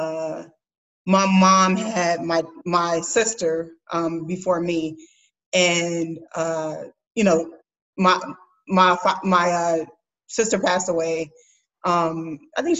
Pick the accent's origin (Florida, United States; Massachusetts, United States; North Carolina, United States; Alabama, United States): Alabama, United States; Huntsville; moved away as an adult; now in Chicago, United States; growing up in Alabama, you're not, my school was probably, you know, like 70% white, 30% black